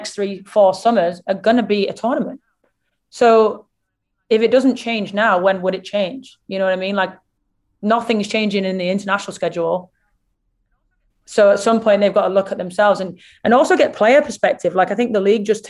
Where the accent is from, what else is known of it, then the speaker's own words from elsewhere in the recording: England, United Kingdom; me being English